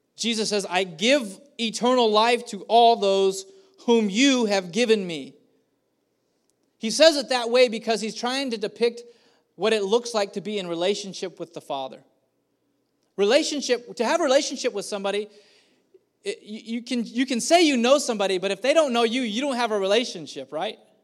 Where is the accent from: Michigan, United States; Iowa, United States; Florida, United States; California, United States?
California, United States; Madera; also born or lived in Kerman, California; I grew up here in Madera at, starting at the age of eleven. We had moved from the beautiful, beautiful, uh, metroplex of Kerman, and we moved here.